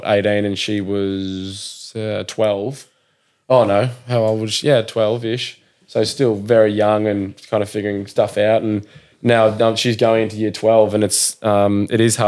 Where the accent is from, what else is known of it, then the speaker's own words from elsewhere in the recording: Portsea, Victoria, Australia; also born or lived in Blairgowrie; now in Sydney, Australia; where I'm from Portsea